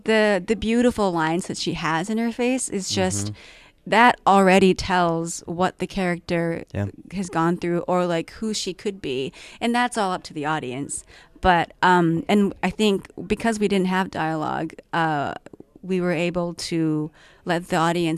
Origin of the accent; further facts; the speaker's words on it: Tokyo, Japan; moved away as an adult; also born or lived in Washington, D.C. / Belgium; now in Vancouver, Canada; And 12 to 24, I was in Tokyo. And then from 24, I've been living in Vancouver.